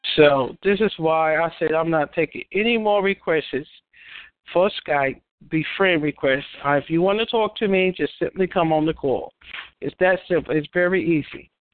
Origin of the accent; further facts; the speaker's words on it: New York, United States; I'm from New York.